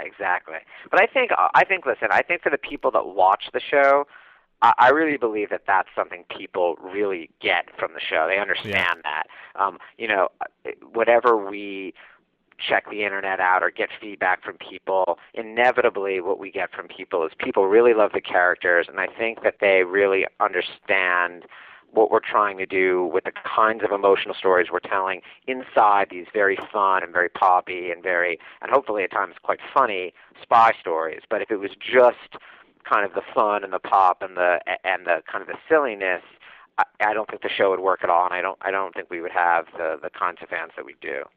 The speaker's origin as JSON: {"language": "English", "town": "New York City", "region": "New York", "country": "United States", "said": "I'm from Manhattan"}